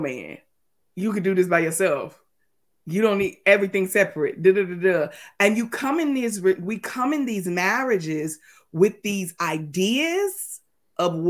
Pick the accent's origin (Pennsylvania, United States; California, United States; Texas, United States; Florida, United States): Texas, United States; moved away as an adult; also born or lived in Mississippi; We lived in Mississippi and we are from Texas. And our family is from Texas.